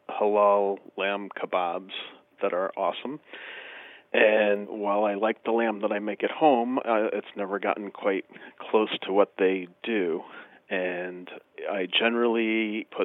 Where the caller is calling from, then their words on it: Albany, New York, United States; Uh, near Albany, New York.